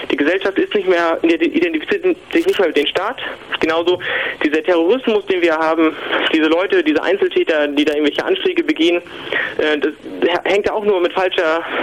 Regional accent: Mecklenburg-Vorpommern, Germany; ich muss dazu sagen, ich komme aus Mecklenburg-Vorpommern, also aus den neuen Bundesländern

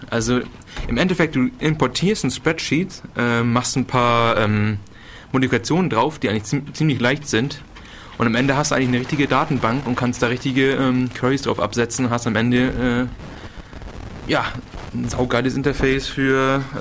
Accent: Northern Germany, Germany; ich komme halt aus dem Norden.

